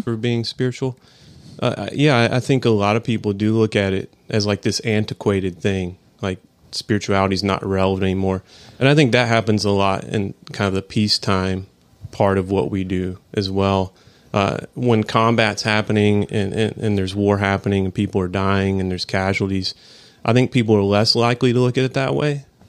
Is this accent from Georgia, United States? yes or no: yes; Atlanta, Georgia, United States; I'm from High Atlanta, Georgia.